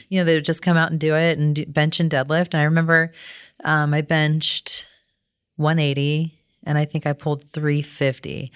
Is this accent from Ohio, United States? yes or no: yes; Cincinnati, Ohio, United States; also born or lived in Toledo; my hometown in Cincinnati